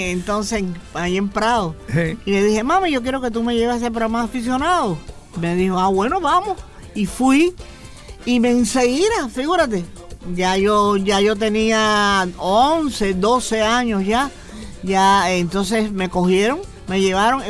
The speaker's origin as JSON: {"language": "Spanish", "region": "Havana", "country": "Cuba", "tie": "born or raised there", "moved": "yes", "said": "nací en La Habana"}